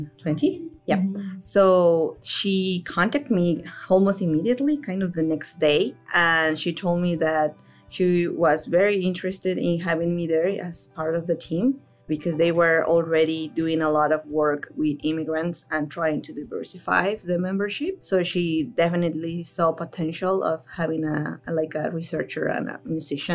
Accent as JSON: {"language": "English", "region": "Mexico City", "country": "Mexico", "tie": "born or raised there", "also_born_or_lived": "Manitoba, Canada", "moved": "as an adult", "lives_now": "Newfoundland and Labrador, Canada", "said": "I am originally from Mexico. I actually spent most of my life over there"}